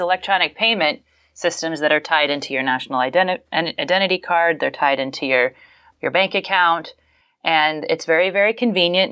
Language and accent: English; Falls Church, Virginia, United States; I am from Falls Church, Virginia, Northern Virginia, the D C suburbs